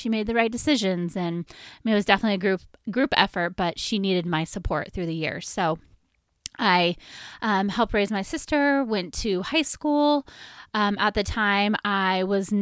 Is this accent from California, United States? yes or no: yes; Sonoma County, California, United States; I was born and raised in Sonoma County, which is in California, and I have lived in this wonderful county my whole life. I have never moved away